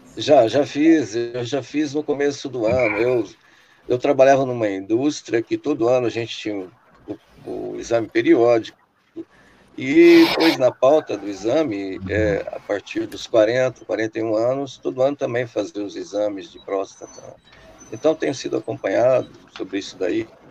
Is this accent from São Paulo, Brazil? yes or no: yes; Sorocaba, São Paulo, Brazil; now in Rio Claro, Brazil; Eu moro hoje na cidade de Rio Claro, São Paulo. Mas sou sorocabano